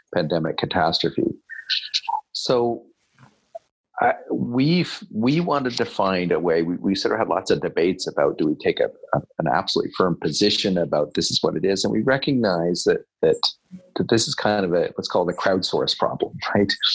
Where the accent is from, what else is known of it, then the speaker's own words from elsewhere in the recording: Kingston, Ontario, Canada; I'm a small town Ontario boy. Not quite a small town of that. I grew up in Kingston